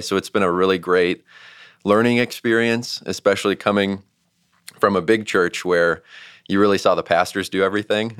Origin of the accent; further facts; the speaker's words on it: St. Louis, Missouri, United States; moved away as an adult; also born or lived in Georgia; we're both from St. Louis